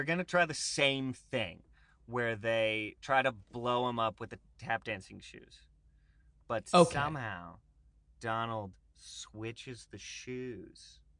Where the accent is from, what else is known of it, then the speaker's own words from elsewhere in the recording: Latvia; Oh, yeah. I'm from Latvia.